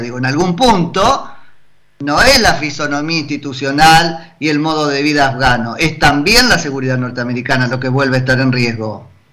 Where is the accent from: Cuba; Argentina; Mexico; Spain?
Argentina; como argentino